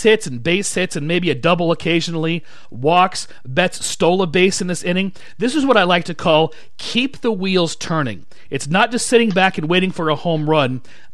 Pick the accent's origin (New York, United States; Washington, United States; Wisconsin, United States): Washington, United States; Shoreline; moved away; from my hometown, I guess former hometown now, Shoreline, Washington.